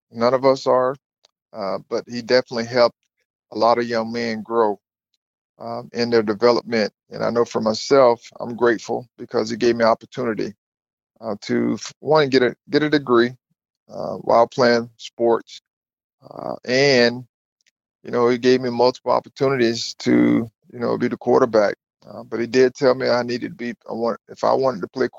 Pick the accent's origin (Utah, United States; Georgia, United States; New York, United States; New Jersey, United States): Georgia, United States; Thomasville; born or raised there